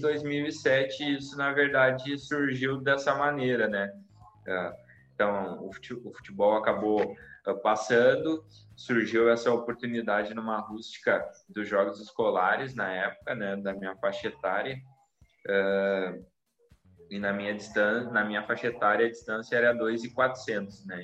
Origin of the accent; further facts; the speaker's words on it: Sapiranga, Rio Grande do Sul, Brazil; eu sou natural de Sapiranga, né? Aí no Rio Grande do Sul